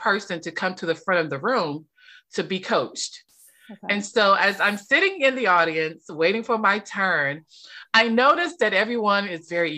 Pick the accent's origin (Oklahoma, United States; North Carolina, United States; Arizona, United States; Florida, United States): North Carolina, United States; moved away as an adult; also born or lived in Washington, D.C.; I was raised in a very small town in North Carolina. So I spent all of my years in North Carolina, small town